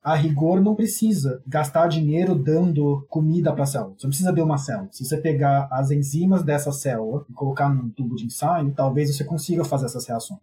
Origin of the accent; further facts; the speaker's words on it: São Paulo, Brazil; moved away as an adult; now in Stockholm, Sweden; Eu cresci em São Paulo, nasci em São Paulo, cresci em São Paulo